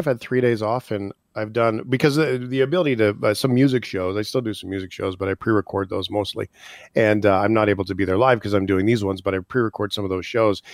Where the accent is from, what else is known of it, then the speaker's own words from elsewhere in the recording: Canada; as Canadians